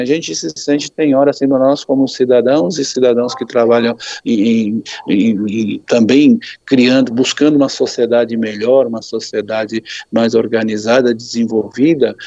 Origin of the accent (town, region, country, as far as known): Brazil